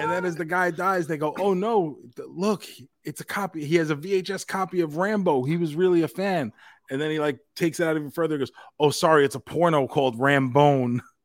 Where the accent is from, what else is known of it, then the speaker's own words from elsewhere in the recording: New York, United States; growing up in New York, growing up in the city